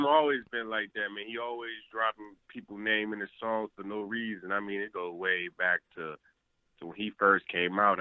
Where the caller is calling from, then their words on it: Dallas, Texas, United States; I'm calling from Dallas